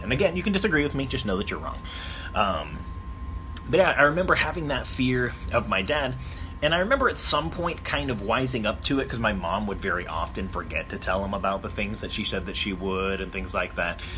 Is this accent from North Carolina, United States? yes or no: no; Arizona, United States; I grew up in Arizona, which I call the land of a thousand pools